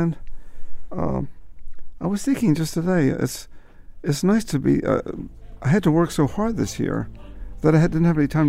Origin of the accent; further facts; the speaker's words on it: Baltimore, Maryland, United States; And I grew up in Baltimore